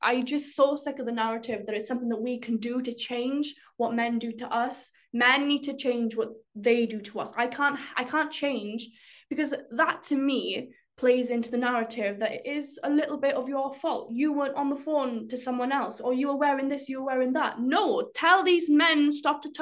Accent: rural Wales, United Kingdom; my experience as a Welsh girl in rural Wales

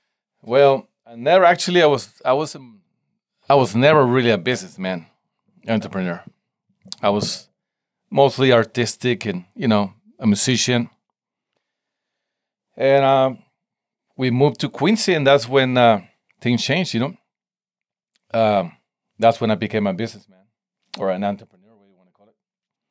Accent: Tijuana, Baja California, Mexico; English is a second language; now in San Diego, United States; I grew up in Tijuana, Mexico, right at the border. And then I moved to San Diego. So it's kind of, I have both cultures going on, you know? But I don't know, I guess I think in Spanish and I speak Spanish at home

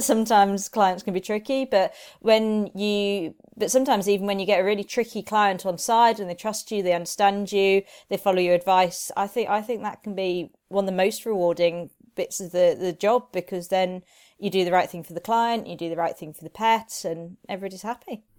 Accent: Reading, South East England, United Kingdom; moved away as an adult; also born or lived in Edinburgh / Dover / Nottingham; now in Derby, United Kingdom; I grew up in Reading.

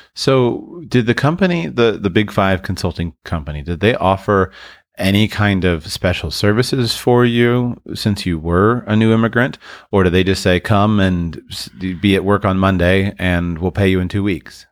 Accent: United States; For those of us who were born and raised in the United States

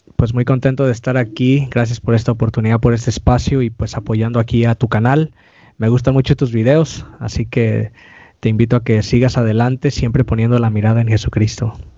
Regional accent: California, United States; soy aquí de California

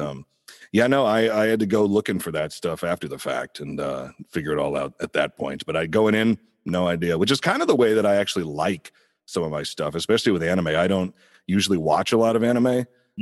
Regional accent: Indiana, United States; now in Los Angeles, United States; I'm originally from Indiana, um, a little bit outside Indianapolis there.

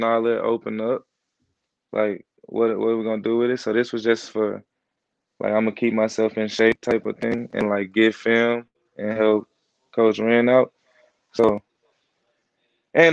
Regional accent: St. Louis, Missouri, United States; moved away; I come from St. Louis.

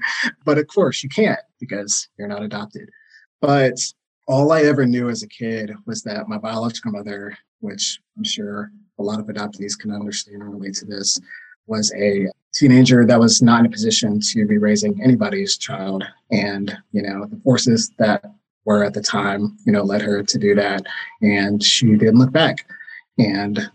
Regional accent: Knoxville, Tennessee, United States; I was born in Knoxville, Tennessee.

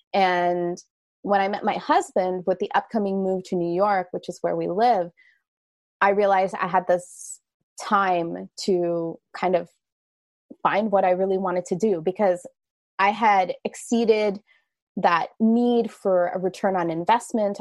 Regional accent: Canada; I am Canadian

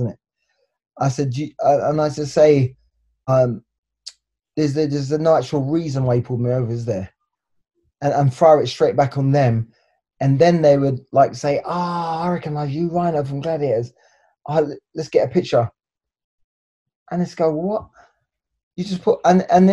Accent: England, United Kingdom; moved away as an adult; now in Los Angeles, United States; we're both from England

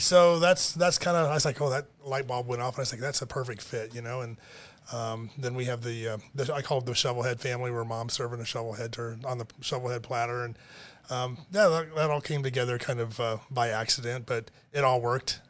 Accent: Detroit, Michigan, United States; moved away as an adult; also born or lived in Monroe, Michigan / Rochester, Michigan / Troy, Michigan / Auburn Hills, Michigan; now in Florida, United States; when I grew up in Detroit

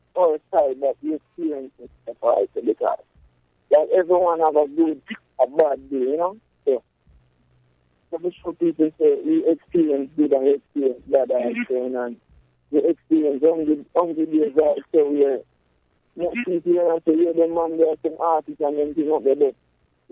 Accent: Jamaica; I grew up in Pentamas most of my years, growing up, I grew up in Pentamas.

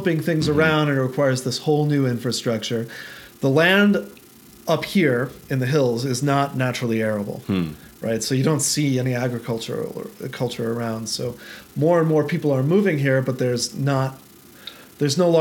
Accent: Albuquerque, New Mexico, United States; growing up in Albuquerque or spending a fair amount of time in Albuquerque

